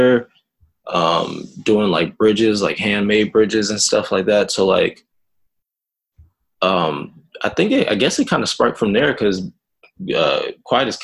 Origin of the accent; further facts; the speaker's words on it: the South, United States; moved away; also born or lived in Jamaica (half Jamaican ancestry) / Florida; I'm from the South, so I'm used to that.